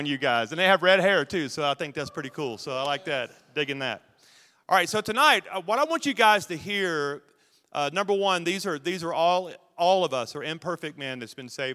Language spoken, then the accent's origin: English; Logansport, Louisiana, United States; moved away; I grew up in Logansport, Louisiana, about 30 minutes south of there